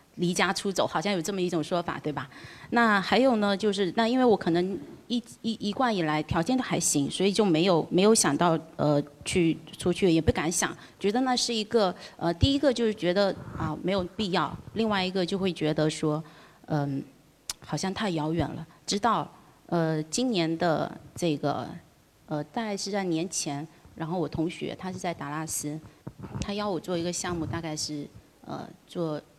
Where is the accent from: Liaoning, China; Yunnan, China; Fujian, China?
Fujian, China; Fuqing; 我来自福清。 呃，但是出生地不在福清